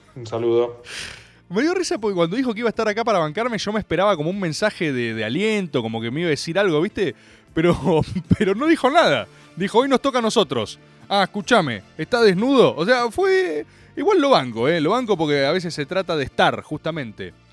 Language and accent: Spanish; Argentina